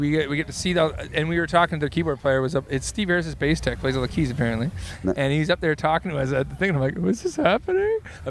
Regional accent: Southern Ontario, Canada; we're from Southern Ontario, which is a part of Canada.

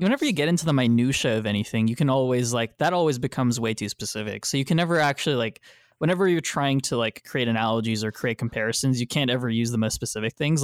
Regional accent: Texas, United States; I am from Texas

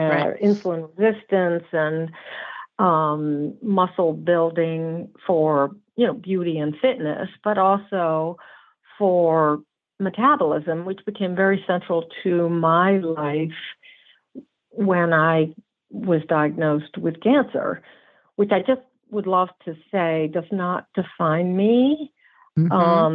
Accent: New Jersey, United States; I'm a Jersey girl, brown-eyed Jersey girl, and northeast

